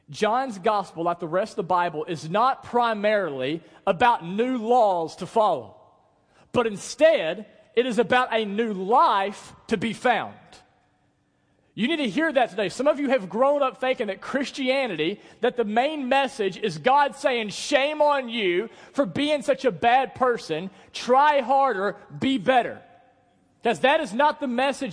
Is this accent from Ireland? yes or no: no; United States; we're from the Delta